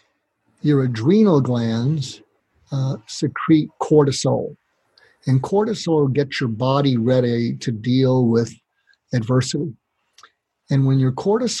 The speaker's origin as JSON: {"language": "English", "area": "near Boston", "region": "Massachusetts", "country": "United States", "tie": "born or raised there", "moved": "yes", "said": "I grew up near Boston"}